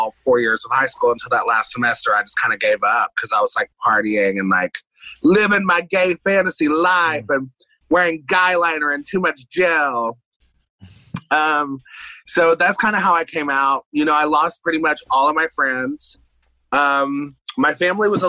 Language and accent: English; Johnson City, Tennessee, United States; also born or lived in Bristol, Tennessee; East Tennessee. So it's called Johnson City, Tennessee.